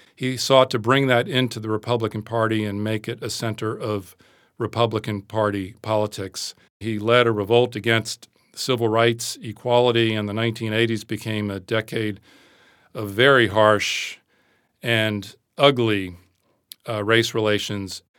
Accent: United States; accent: American; moved away as an adult; also born or lived in Britain; now in United Kingdom; I am an American

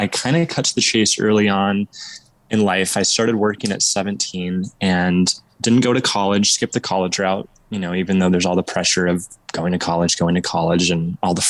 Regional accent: Southern Oregon, United States; moved away as an adult; So I was born and raised in Southern Oregon, in this town, and I'm just moved back after about 4 years

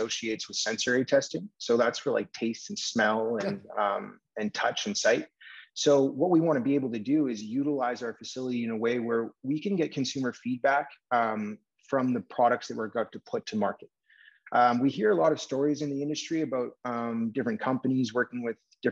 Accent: Vancouver, British Columbia, Canada; I'm born and raised in Vancouver

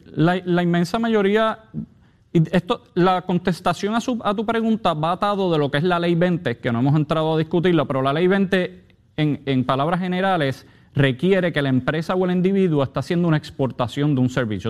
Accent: Puerto Rico; como cualquier puertorriqueño

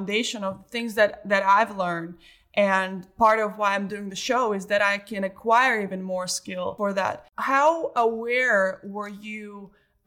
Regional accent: Belarus; I grew up in Belarus

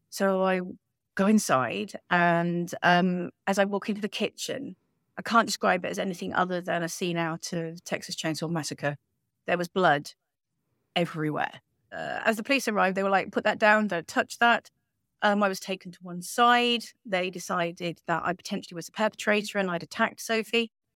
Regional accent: United Kingdom; now in Spain; We're British citizens, but we're living, um, a lovely life on the Sunshine Coast in Spain

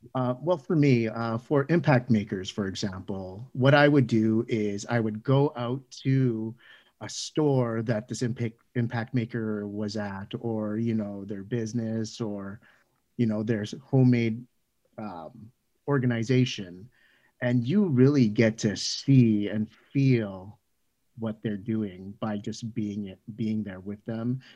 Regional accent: Canada; a Canadian child born, uh, from Filipino immigrant parents

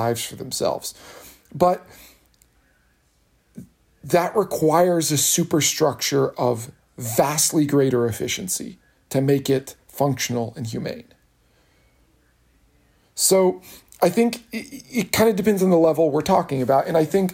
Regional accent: Kentucky, United States; I'm from Kentucky, being parochial is a compliment

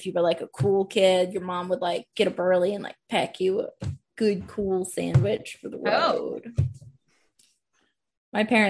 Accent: New Jersey, United States; now in Washington, D.C., United States; I'm from New Jersey.

